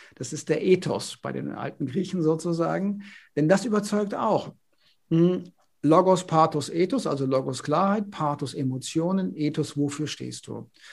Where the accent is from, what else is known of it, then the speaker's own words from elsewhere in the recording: Konstanz, Baden-Württemberg, Germany; moved away; also born or lived in Northern Germany / Paris; ich komme ja aus Baden. Ja, ich komme ja. aus Konstanz am Bodensee